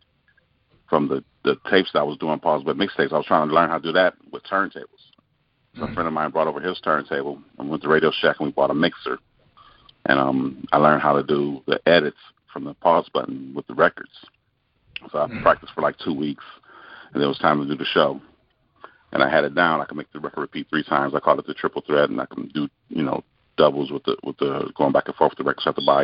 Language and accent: English; Los Angeles, California, United States; I was born and raised in Los Angeles, California